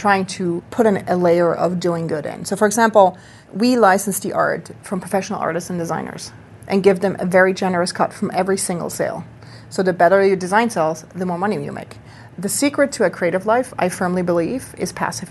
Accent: Switzerland; now in Brooklyn, United States; I grew up in Switzerland

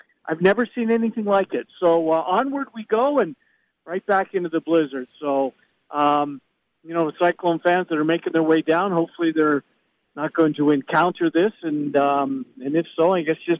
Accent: Canada; I'm Canadian

